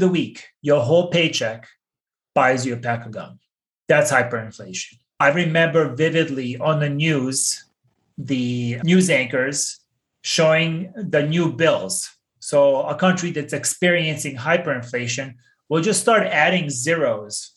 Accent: Bosnia & Herzegovina; When I was 10 years old, growing up in Bosnia, I experienced hyperinflation

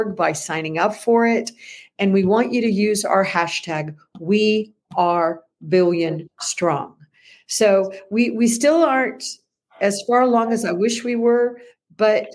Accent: United States

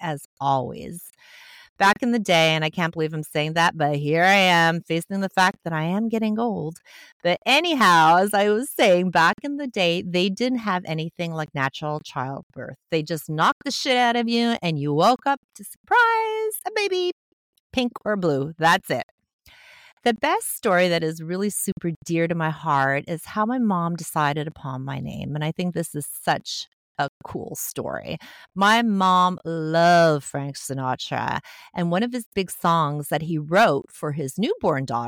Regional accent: Montreal, Quebec, Canada; I grew up in Montreal, Quebec, Canada, in a working-class family

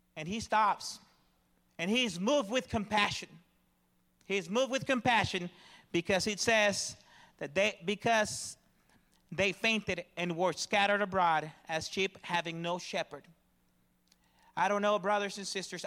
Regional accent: Dallas, Texas, United States; I come from the Dallas, Fort Worth area

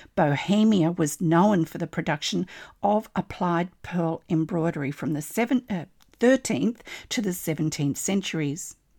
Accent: Australia; I'm an Australian textile artist

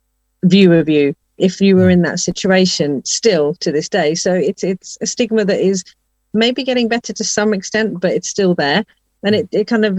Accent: England, United Kingdom; home for me is always going to be England, because that's where I was born and brought up

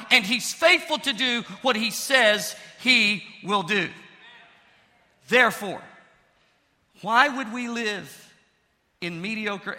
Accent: Pine Bluff, Arkansas, United States; my hometown, Pine Bluff

